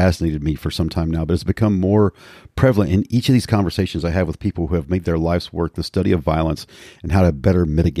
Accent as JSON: {"language": "English", "town": "Hickory", "region": "North Carolina", "country": "United States", "said": "I'm from Hickory originally"}